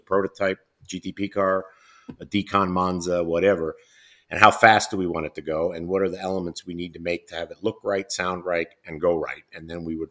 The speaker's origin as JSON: {"language": "English", "town": "Philadelphia", "region": "Pennsylvania", "country": "United States", "tie": "born or raised there", "said": "in Philadelphia, where we grew up in Germantown, northern Philly"}